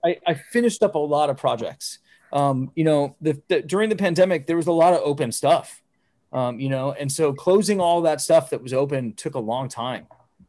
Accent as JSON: {"language": "English", "town": "Phoenix", "region": "Arizona", "country": "United States", "tie": "born or raised there", "said": "I'm from Phoenix, Arizona."}